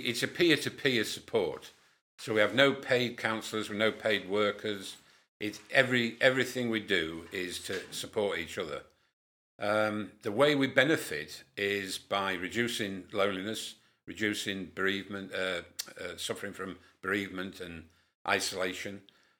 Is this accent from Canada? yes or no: no; Whitehaven, North West England, United Kingdom; born there; also born or lived in Lincolnshire; now in Keighley, United Kingdom; I was born in Whitehaven, married in Lincolnshire after coming out of the RAF, moved up to Keighley with Magnet, and settled here, and we've been here 32 years.